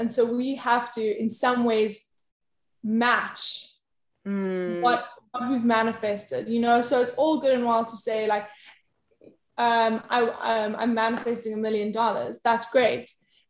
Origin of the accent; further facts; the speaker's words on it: South Africa; South Africa.